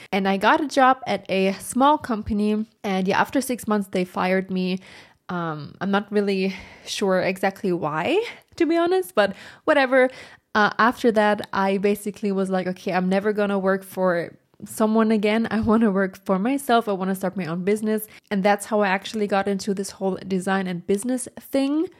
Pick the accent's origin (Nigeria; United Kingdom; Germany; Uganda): Germany; English is a second language; I'm from Germany, so English is not my first language